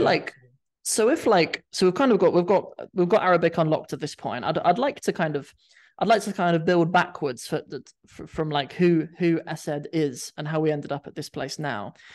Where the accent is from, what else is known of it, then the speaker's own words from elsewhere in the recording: Cornwall, South West England, United Kingdom; moved away as an adult; also born or lived in London; I grew up in Cornwall